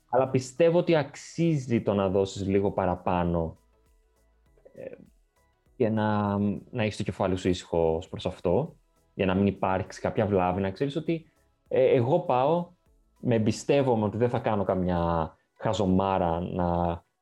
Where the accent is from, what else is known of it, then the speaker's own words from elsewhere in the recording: Greece; Και το λέω αυτό γιατί σαν Έλληνες είμαστε λίγο. Ε, είναι ξένο αυτό προς εμάς.